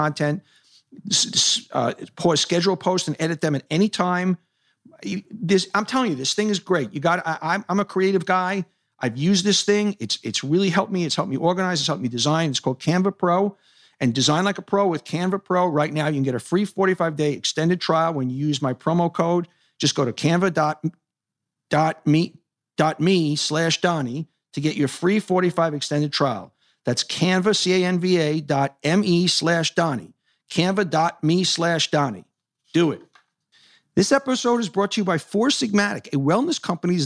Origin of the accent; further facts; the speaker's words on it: New York City, New York, United States; I grew up in Hollis Hills, 212th Street, 85th Avenue